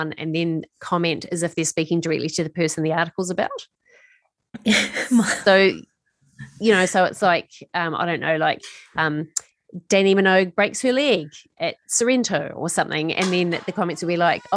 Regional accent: New Zealand; moved away; I grew up in New Zealand

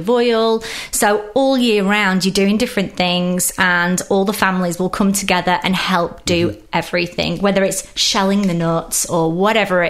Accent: England, United Kingdom; accent: British; I grew up in England

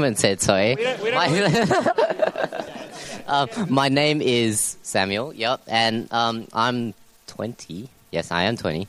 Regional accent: Singapore; now in Melbourne, Australia; as a Singaporean, all males are required to go to Singapore to serve 2 years in army

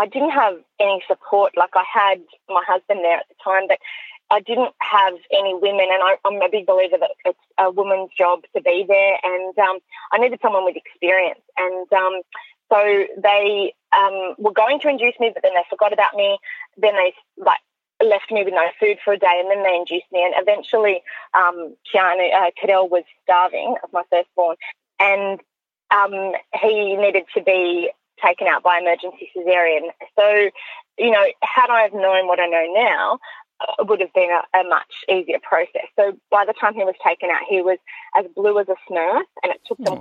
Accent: Orange, New South Wales, Australia; moved away as an adult; now in Sydney, Australia; I grew up in Orange, so country New South Wales

